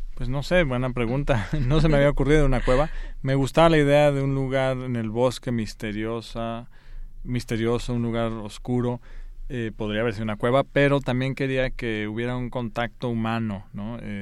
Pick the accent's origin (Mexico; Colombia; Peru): Mexico; Guanajuato; also born or lived in Spain; yo nací en España, y regresé los, al año o algo así, y crecí ahí en Guanajuato, entonces es de donde soy